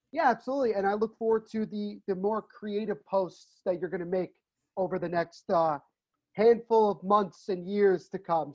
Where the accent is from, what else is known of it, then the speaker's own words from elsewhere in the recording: New Jersey, United States; I'm from Central Jersey